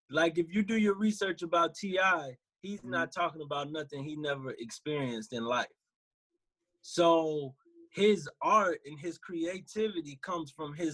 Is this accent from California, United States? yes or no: no; New York, United States; nigga, I'm from Marcy Project.